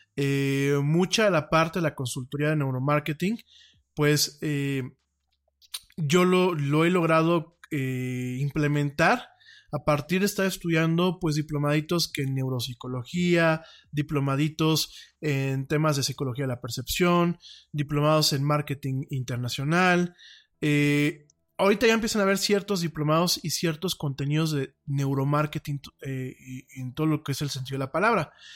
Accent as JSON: {"language": "Spanish", "country": "Mexico"}